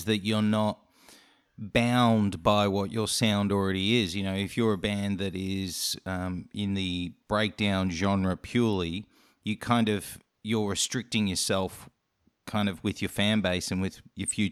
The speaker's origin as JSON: {"language": "English", "country": "Australia", "accent": "Australian", "said": "my Australian accent"}